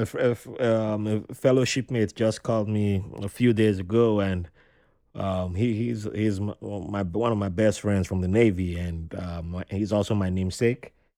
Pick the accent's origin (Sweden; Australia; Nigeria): Nigeria; I'm from the Riverine tribe in Nigeria